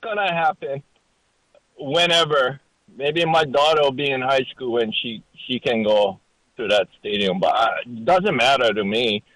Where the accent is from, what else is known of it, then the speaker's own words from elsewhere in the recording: Maui, Hawaii, United States; I'm from Maui originally